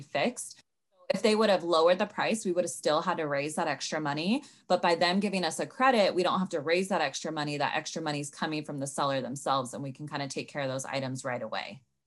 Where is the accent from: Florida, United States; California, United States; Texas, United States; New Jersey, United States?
California, United States; Sacramento; moved away as an adult; now in Los Angeles, United States; I'm originally from Sacramento